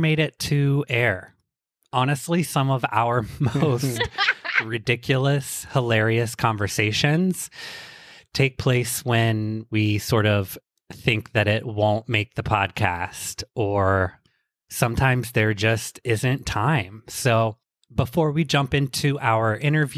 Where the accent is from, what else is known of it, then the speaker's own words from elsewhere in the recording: United States; I grew up like right on the Ohio River